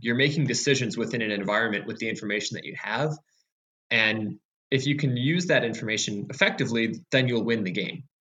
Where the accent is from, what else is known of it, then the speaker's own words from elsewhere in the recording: Chicago, Illinois, United States; I was born in Chicago